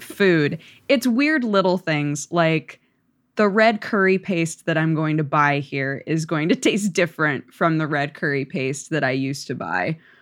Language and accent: English; Oregon, United States; I grew up in Oregon